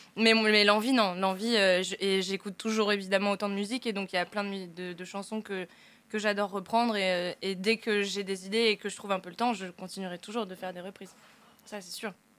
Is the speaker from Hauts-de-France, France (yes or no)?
yes; Picardy, Hauts-de-France, France; je viens de Picardie